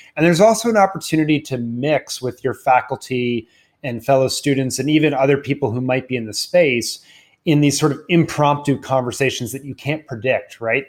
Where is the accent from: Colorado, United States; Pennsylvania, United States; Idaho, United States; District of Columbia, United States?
District of Columbia, United States; Washington; I grew up in Washington, D C